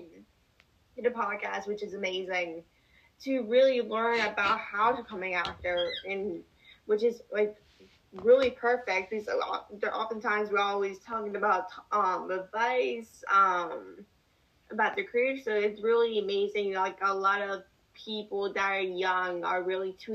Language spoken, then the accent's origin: English; Northeastern Pennsylvania, United States; I'm from Northeastern Pennsylvania.